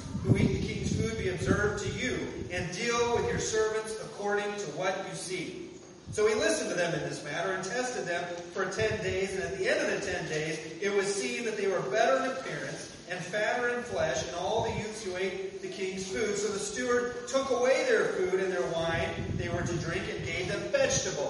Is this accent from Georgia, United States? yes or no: no; Kansas, United States; I grew up in Kansas.